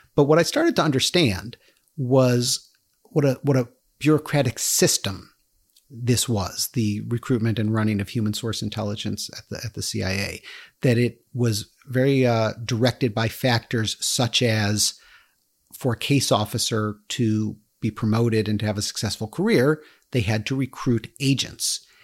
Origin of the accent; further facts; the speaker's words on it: United States; because I live in America, because I grew up in America